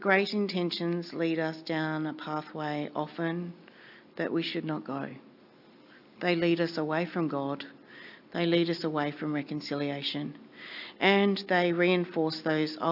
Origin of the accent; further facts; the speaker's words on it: northwest Tasmania, Australia; moved away; I grew up in northwest Tasmania, known as the Bible Belt